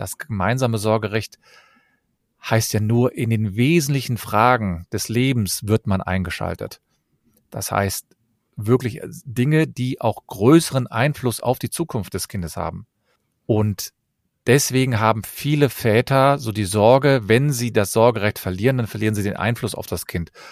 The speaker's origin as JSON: {"language": "German", "town": "Cologne", "region": "North Rhine-Westphalia", "country": "Germany", "said": "Ich komme aus Köln und ich bin Fachanwalt für Familienrecht"}